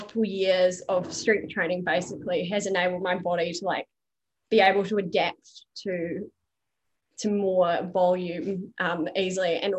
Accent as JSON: {"language": "English", "country": "New Zealand", "accent": "Kiwi", "moved": "yes", "lives_now": "Australia", "said": "I'm Kiwi, as you can probably tell from my accent."}